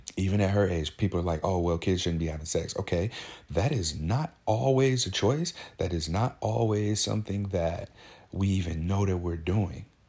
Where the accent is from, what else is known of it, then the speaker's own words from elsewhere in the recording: St. Louis, Missouri, United States; now in Portland, United States; I'm, I'm from Saint Louis, Missouri. I live in Portland, Oregon now. But back home, I was friends with, um, I grew up with, played football